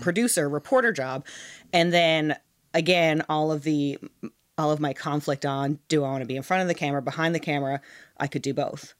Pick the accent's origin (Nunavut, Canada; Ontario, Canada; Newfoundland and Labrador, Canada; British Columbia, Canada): Newfoundland and Labrador, Canada; St. John's; moved away; I'm from Saint John's